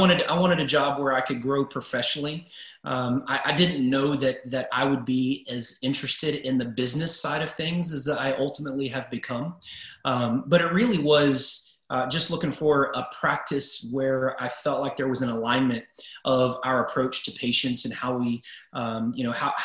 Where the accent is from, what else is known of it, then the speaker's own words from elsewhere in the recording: Houston, Texas, United States; Houston, the Houston area, Southeast Texas is my hometown